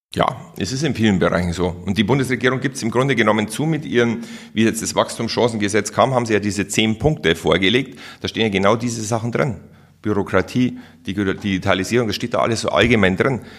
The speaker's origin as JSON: {"language": "German", "country": "Germany", "said": "Bei uns in Deutschland"}